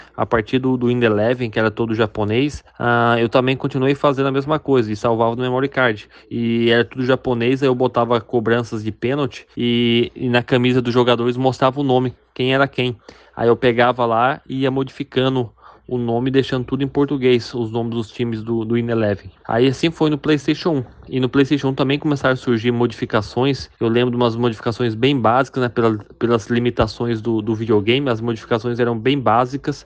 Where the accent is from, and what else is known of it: Mogi Mirim, São Paulo, Brazil; moved away; also born or lived in Paraíba